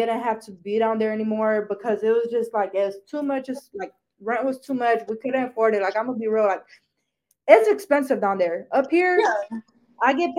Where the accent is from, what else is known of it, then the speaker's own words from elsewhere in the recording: Michigan, United States; also born or lived in Georgia; Michigan is my hometown, okay? I left Georgia because I didn't want to anymore, but Georgia's not my hometown.